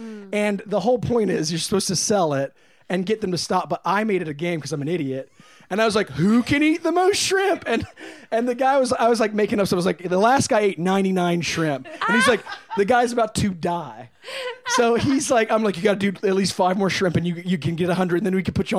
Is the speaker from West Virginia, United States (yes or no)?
yes; Martinsburg, West Virginia, United States; now in Los Angeles, United States; I'm from Martinsburg, West Virginia. Oh boy, I grew up a little girl there.